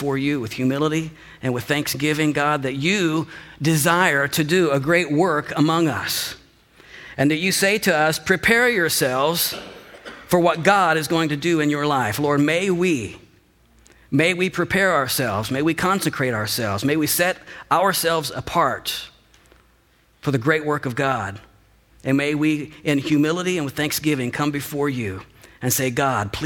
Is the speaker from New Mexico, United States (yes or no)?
no; Mount Vernon, Illinois, United States; also born or lived in Marion, Illinois; we moved from Marion to Mount Vernon